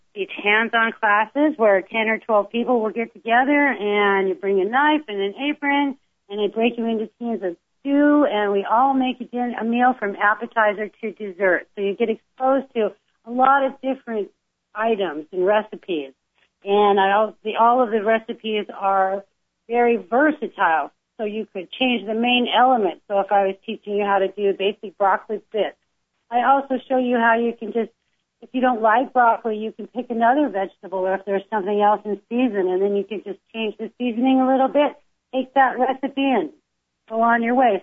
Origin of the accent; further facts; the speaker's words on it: California, United States; also born or lived in Lakewood, Ohio; I was born in Lakewood, Ohio, but we moved to California when I was about three years old